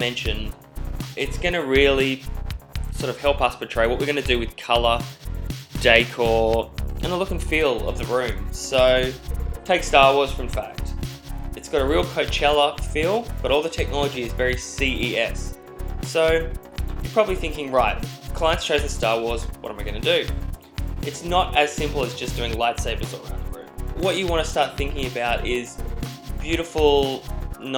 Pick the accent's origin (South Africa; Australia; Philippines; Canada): Australia; accent: Australian; now in New York, United States; As you can probably tell by my accent, I'm not a New Yorker, I am an Aussie.